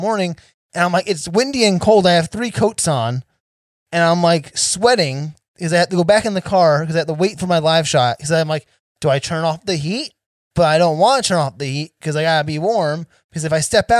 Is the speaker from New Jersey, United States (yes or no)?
yes; New Jersey, United States; moved away; I'm actually from New Jersey originally